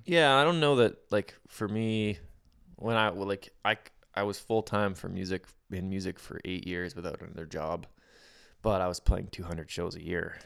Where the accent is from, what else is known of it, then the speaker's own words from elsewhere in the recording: outside of Winnipeg, Manitoba, Canada; I grew up just outside of Winnipeg.